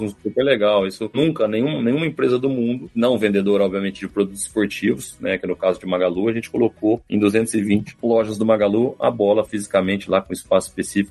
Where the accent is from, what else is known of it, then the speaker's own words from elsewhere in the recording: Franca, São Paulo, Brazil; Sou de Franca